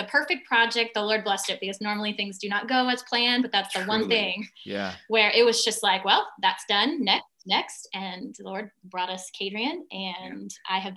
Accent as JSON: {"language": "English", "region": "Northern Virginia", "country": "United States", "tie": "born or raised there", "said": "I grew up in Northern Virginia in a more of a liturgical religious church"}